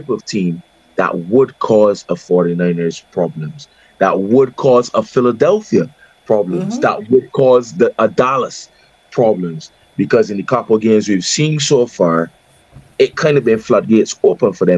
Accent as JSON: {"language": "English", "country": "Barbados", "accent": "Bajan", "said": "my Bajan accent"}